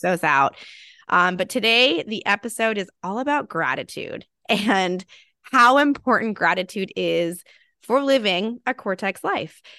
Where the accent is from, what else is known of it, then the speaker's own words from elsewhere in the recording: California, United States; being a Californian